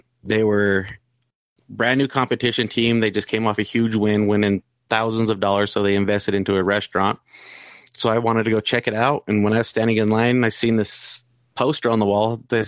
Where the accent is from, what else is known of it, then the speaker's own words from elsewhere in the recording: Salt Lake City, Utah, United States; I was born here, raised in Salt Lake City